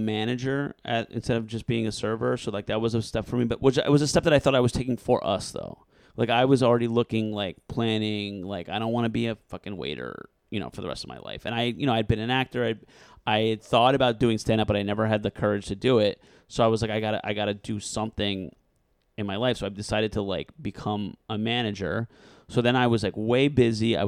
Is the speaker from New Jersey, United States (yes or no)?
yes; Newark, New Jersey, United States; also born or lived in New York City; we've been going to Portuguese restaurants in Newark my entire life.